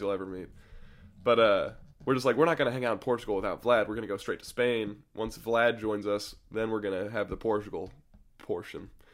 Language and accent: English; United States; as an American